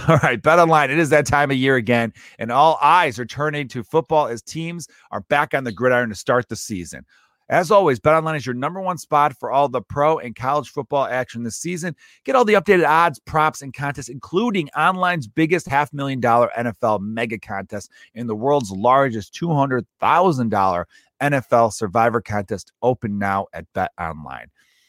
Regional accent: Chicago, Illinois, United States; also born or lived in Los Angeles; Now, I grew up in Chicago my whole life, but for 3 years. I lived in Los Angeles, 2014 and 2017.

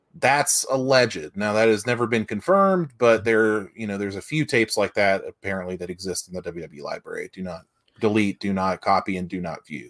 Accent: West Virginia, United States; I'm from West Virginia

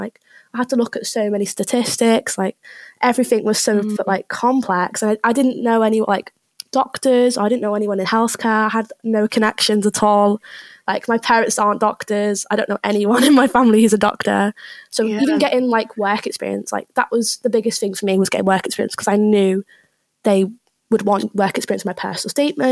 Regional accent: Liverpool, North West England, United Kingdom; moved away as an adult; now in Leeds, United Kingdom; I'm from Liverpool, nearabouts

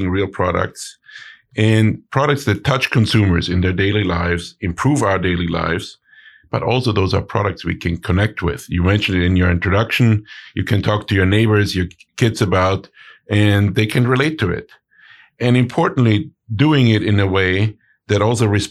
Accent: Innsbruck, Tyrol, Austria; moved away; So both my wife and I, we hail from Innsbruck in Austria. So we grew up in the middle of the Austrian Alps

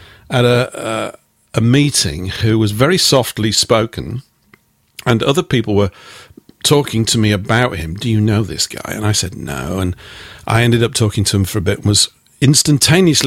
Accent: Yorkshire and the Humber, United Kingdom; I was raised in the northern part of England, in Yorkshire

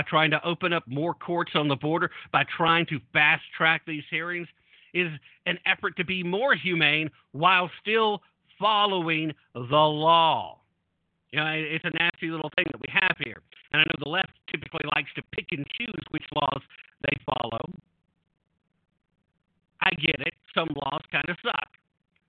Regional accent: United States; I'm an American. I'm a citizen of this great nation

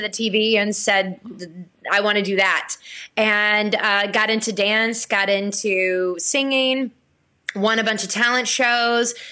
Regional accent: Blackshear, Georgia, United States; I was born and raised in Blackshear, Georgia

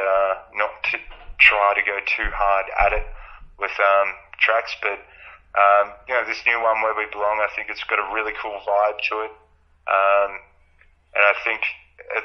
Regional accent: Albury-Wodonga, Australia; we are from Albury Wodonga

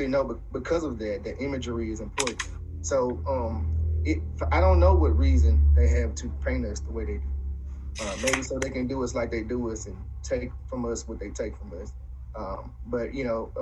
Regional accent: Indianola, Mississippi, United States; I grew up in Indianola, another small town in the Delta, in the 80s and 90s

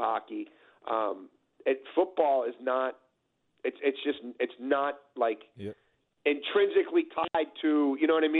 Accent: Baltimore, Maryland, United States; Where I grew up in Baltimore City

